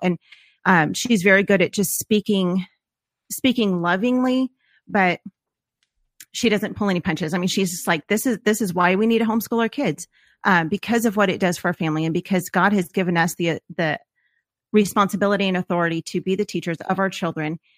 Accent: Los Angeles, California, United States; moved away; we are from Los Angeles, and the public school system that was in our neighborhood

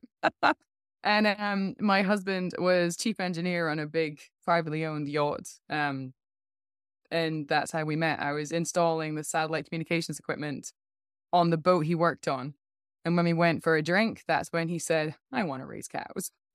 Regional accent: Scotland, United Kingdom; moved away as an adult; also born or lived in China; now in Canada; I'm from Scotland.

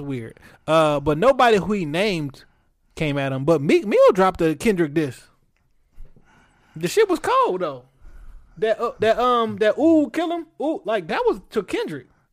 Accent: Detroit, Michigan, United States; I'm from Detroit

